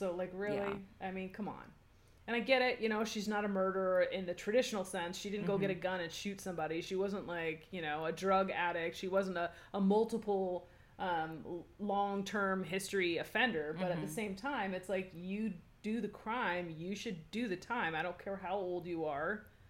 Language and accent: English; South Africa; now in Lucca, Italy; I was born and raised in South Africa to Italian parents and moved to Italy a few years ago. I live in Lucca, Tuscany.